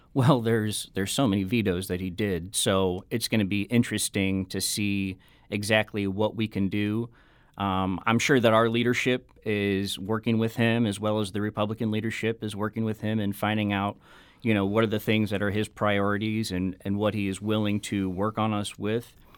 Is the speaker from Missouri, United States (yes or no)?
yes; Affton, Missouri, United States; I was born and raised in Afton